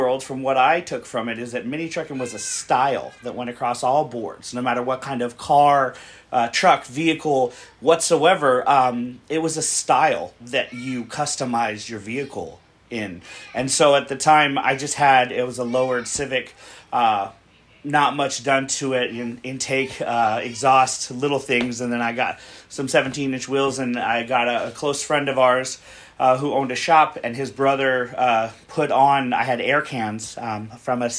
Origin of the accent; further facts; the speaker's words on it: San Diego, California, United States; I'm from San Diego, California